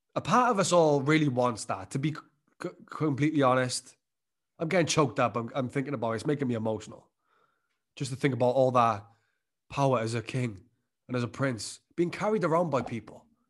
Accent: Wales, United Kingdom; my home country of Wales

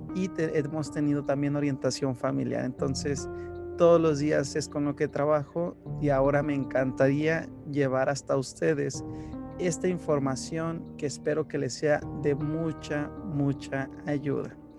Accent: Mexico; de aquí, de mi país de origen, de México

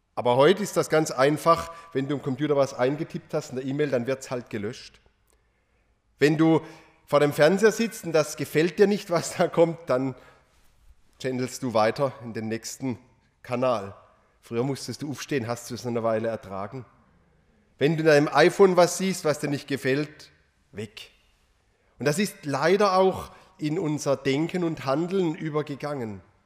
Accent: Rotenfels, Baden-Württemberg, Germany; in meiner Heimatgemeinde

